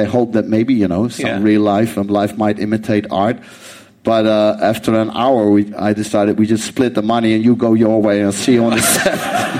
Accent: Amsterdam, North Holland, Netherlands; I'm from Amsterdam

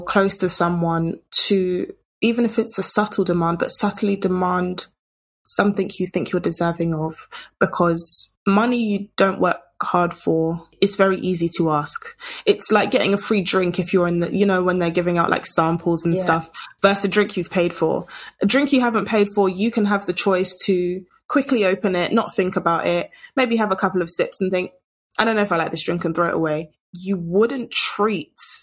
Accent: United Kingdom; culturally being British

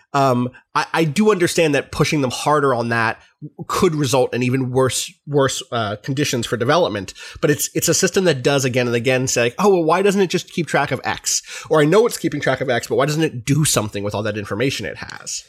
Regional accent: United States; as an American

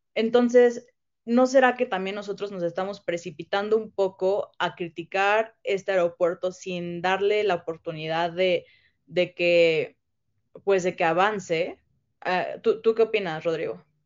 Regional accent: Mexico; como mexicanos

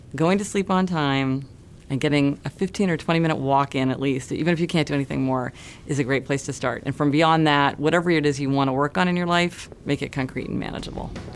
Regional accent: Kansas City, Missouri, United States; now in New York City, United States; I grew up in Kansas City, Missouri

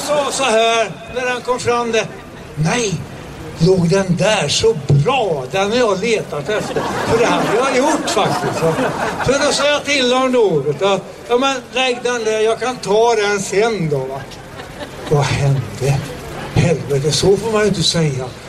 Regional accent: Sweden; vi svenskar

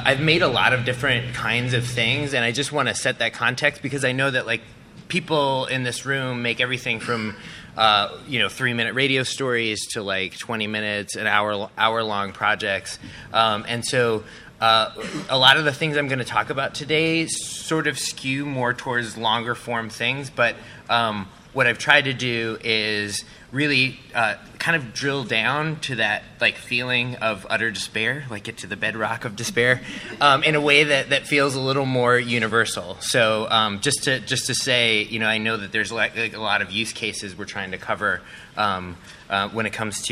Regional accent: Milwaukee, Wisconsin, United States; now in Chicago, United States; I'm from Milwaukee. I live in Chicago

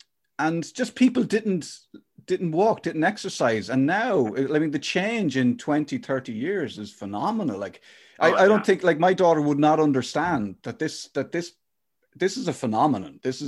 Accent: Ireland; as Irish people

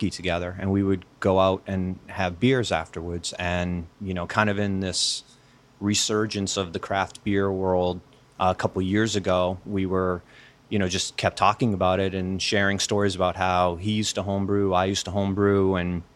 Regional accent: Framingham, Massachusetts, United States; also born or lived in Ashland, Massachusetts; I grew up in the eastern part of the state. I grew up in the Framingham, Natick area.

